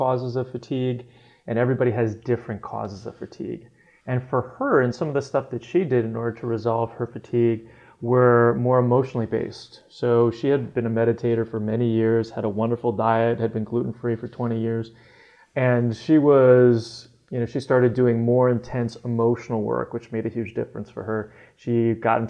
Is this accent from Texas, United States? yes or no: no; New Jersey, United States; moved away; also born or lived in Olympia, Washington; growing up in New Jersey where I did